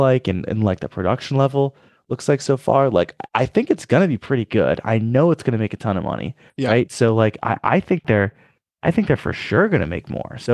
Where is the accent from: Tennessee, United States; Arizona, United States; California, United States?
California, United States; moved away; I grew up in California. So I grew up with, you know, California Adventure and Disneyland